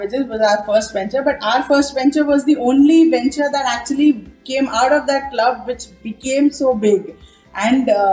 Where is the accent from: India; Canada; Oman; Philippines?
India; Mumbai, Maharashtra; moved away as an adult; also born or lived in Ghaziabad; I was from Mumbai